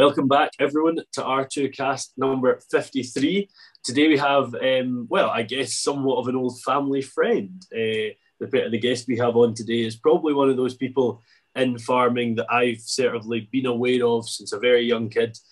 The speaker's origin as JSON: {"language": "English", "area": "Arran", "region": "Scotland", "country": "United Kingdom", "said": "I'm from Arran"}